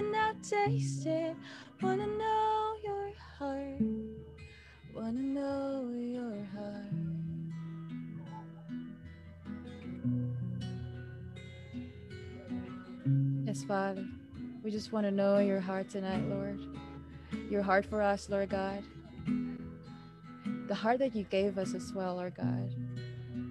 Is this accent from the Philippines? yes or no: yes; Philippines; moved away; I'm from the Philippines